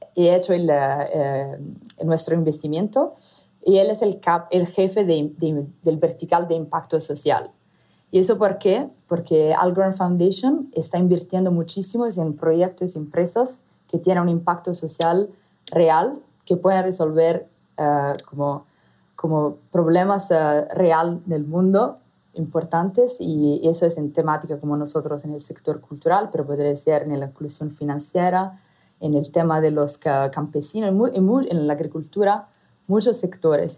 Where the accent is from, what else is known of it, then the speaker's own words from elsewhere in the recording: Italy; accent: Italian; first language Italian; Spanish is a second language; moved away as an adult; also born or lived in Southeast Asia / Arab Gulf; mi acento, soy italiana de origen. Entonces, el español es mi tercer idioma